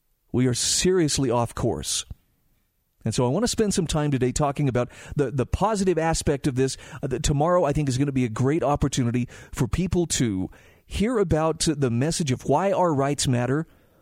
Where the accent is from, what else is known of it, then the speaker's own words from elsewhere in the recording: United States; born there; Yeah, man, I was born in America. I'm always going to be free.